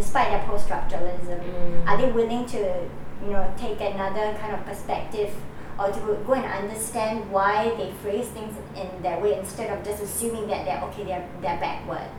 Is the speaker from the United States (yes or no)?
no; Singapore; I was educated and I grew up in Singapore.